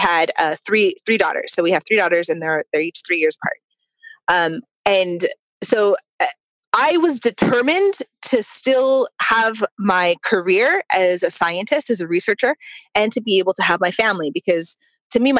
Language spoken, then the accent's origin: English; United States; I'm a first-generation Mexican-American. My mother was born in Mexico, and I was born here.